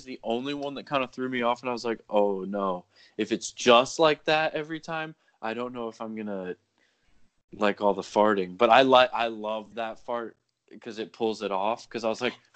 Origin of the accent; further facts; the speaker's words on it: Florida, United States; I'm from Florida